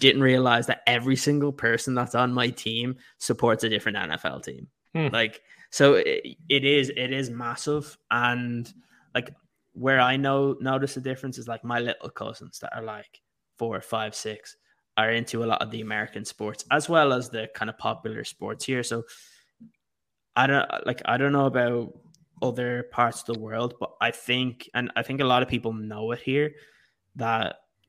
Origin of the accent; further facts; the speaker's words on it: Dublin, Leinster, Ireland; growing up in Dublin, you wouldn't see many jerseys around